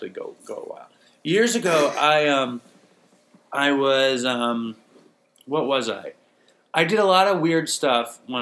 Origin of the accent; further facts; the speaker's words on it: New York City, New York, United States; I grew up in New York City.